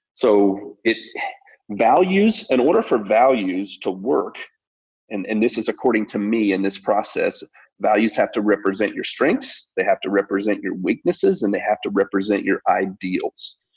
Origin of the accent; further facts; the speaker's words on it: Colorado, United States; now in Tennessee, United States; I'm a kid from Colorado and spent most of my formidable years in, in Colorado and now living in Tennessee here